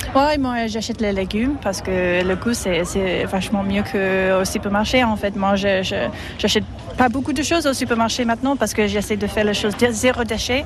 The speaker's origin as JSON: {"language": "French", "region": "England", "country": "United Kingdom", "also_born_or_lived": "Antibes, France", "second_language": "French", "moved": "as an adult", "lives_now": "France", "said": "je suis anglaise"}